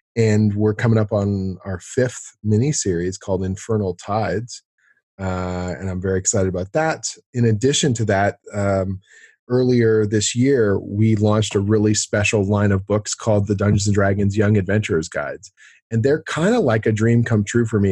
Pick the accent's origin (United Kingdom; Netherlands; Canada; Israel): Canada; also born or lived in Toronto; I'm a Canadian storyteller, I guess you'd call it, like a writer, uh, uh, based here in Toronto